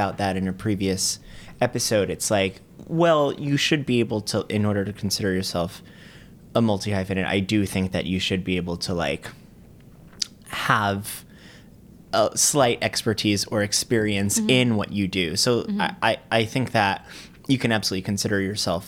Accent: Boca Raton, Florida, United States; moved away as an adult; also born or lived in Fort Lauderdale, Florida; now in New York, United States; growing up in Boca

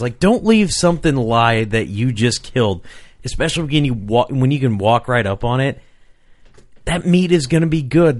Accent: Rock Island, Illinois, United States; I grew up in Rock Island, Illinois

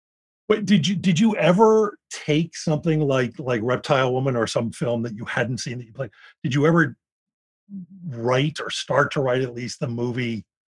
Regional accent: Philadelphia, Pennsylvania, United States; I grew up in Philadelphia

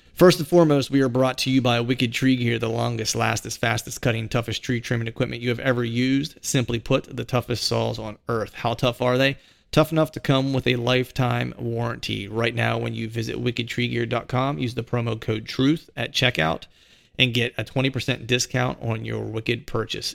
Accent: Bedford, Pennsylvania, United States; moved away as an adult; also born or lived in Philadelphia area, Pennsylvania; I live outside of Philadelphia, and my hometown's in, in Bedford

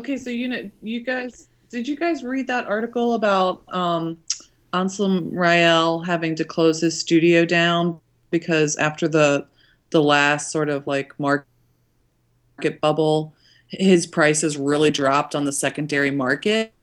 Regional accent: Cincinnati, Ohio, United States; my hometown of Cincinnati

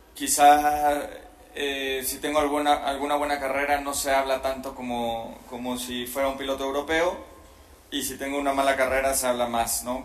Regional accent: Mexico; soy muy afortunado de ser mexicano

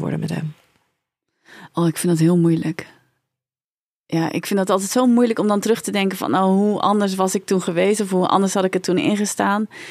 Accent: Hendrik-Ido-Ambacht, South Holland, Netherlands; also born or lived in South Korea; waar kom je vandaan? Dan zeg ik nou uit Hendrikje de Ambacht. Is de tweede vraag waar kom je echt vandaan? Uit Zuid-Korea.

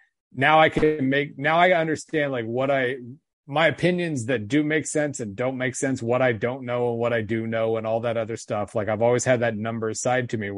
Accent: United States; I'm American

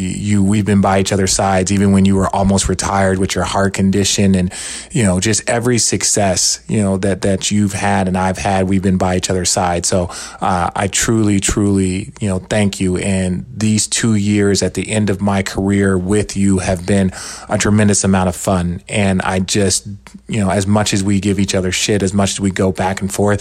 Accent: Cleveland, Ohio, United States; born there; I was born in Cleveland. Cleveland? Yes, I was born right after they won a championship.

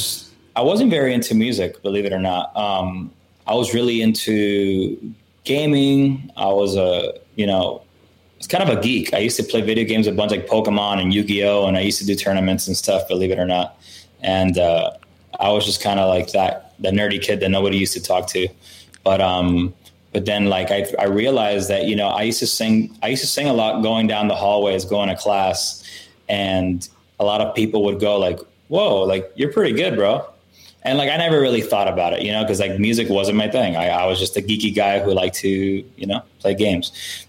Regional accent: Miami, Florida, United States; moved away as an adult; now in Nashville, United States; I was born and raised in Miami, Florida, lived there my whole life until I moved to Nashville in 2011.

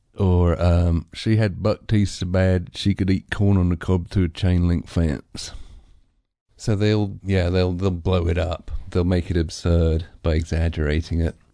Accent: England, United Kingdom; I'm too English

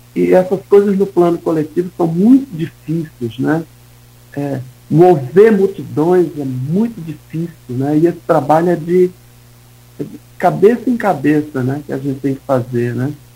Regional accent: Northeast Region, Brazil; now in Campos dos Goytacazes, Brazil; Eu venho do Nordeste, né? Fui cresci no, no interior do Nordeste

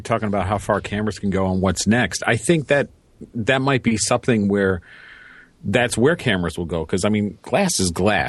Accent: Chicago, Illinois, United States; I grew up on the South Side of Chicago. Ads were different down there than they are up here on the north side.

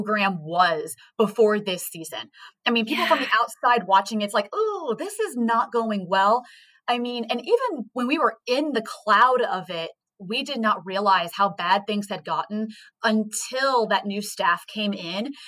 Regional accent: Texas, United States; I grew up in Texas, but my entire family is from Kansas City

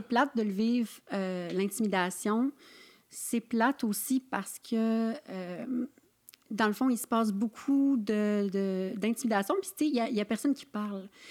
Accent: Saint-Siméon, Quebec, Canada; moi, je viens d'une petite région dans Charlevoix

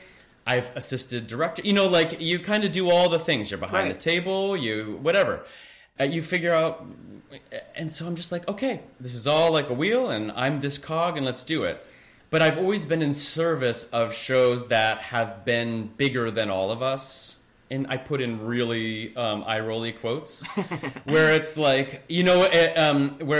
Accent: Kansas City, Missouri, United States; moved away as an adult; also born or lived in Overland Park, Kansas / Columbia, Missouri / Boston; now in New York, United States; when I grew up in Kansas City

